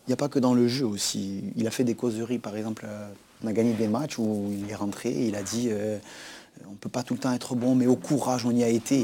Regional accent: Corsica, France; moved away; un derby Bastia-Ajaccio où je sais que c'est quelque chose de très fort pour ma région

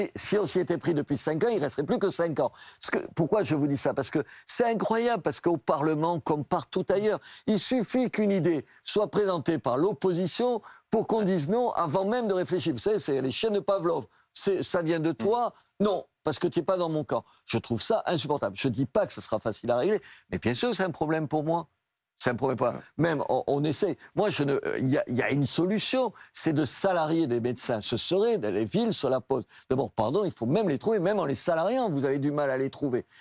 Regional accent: Brusque, Occitania, France; also born or lived in Algeria; now in Béziers, France; quand j'étais petit, j'habitais à Brusque, pieds noirs. Et après, à Brusque, dans un village de l'Aveyron

